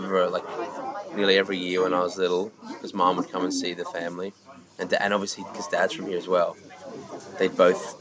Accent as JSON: {"language": "English", "town": "Sydney", "region": "New South Wales", "country": "Australia", "moved": "as an adult", "lives_now": "Dublin, Ireland", "said": "in Australia, I always felt weird speaking to people"}